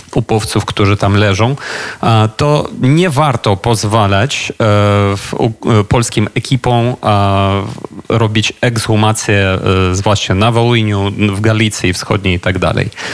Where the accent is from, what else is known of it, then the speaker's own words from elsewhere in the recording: Ukraine; ja jako Ukrainiec